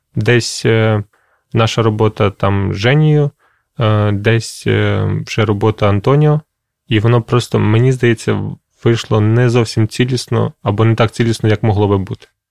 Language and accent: Ukrainian; Krasyliv, Khmelnytskyi Oblast, Ukraine; moved away; в Красилові, це моє містечко, звідки я родом